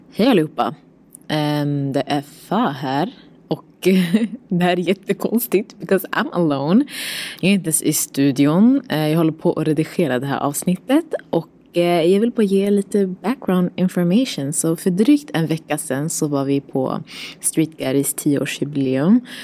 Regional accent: Stockholm, Stockholm County, Sweden; Vi är från Husby, blåa linjen

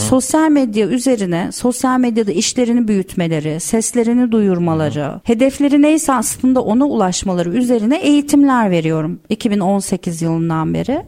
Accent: İzmir, Turkey; moved away as an adult; now in Istanbul, Turkey; ben İzmirliyim. Üniversite okumak için İstanbul'a geldim

